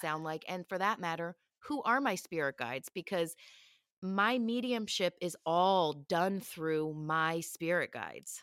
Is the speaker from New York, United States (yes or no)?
no; Philadelphia, Pennsylvania, United States; moved away as an adult; I grew up in Philly